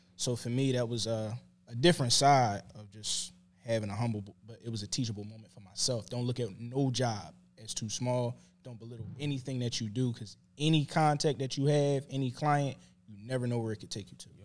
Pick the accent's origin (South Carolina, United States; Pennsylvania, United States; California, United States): Pennsylvania, United States; Philadelphia; I'm from West Philly.